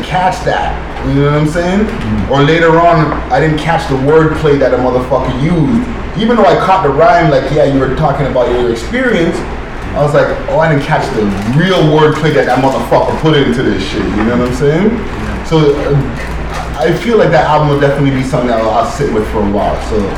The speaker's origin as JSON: {"language": "English", "town": "Los Angeles", "region": "California", "country": "United States", "said": "From Los Angeles. Or from different parts of California."}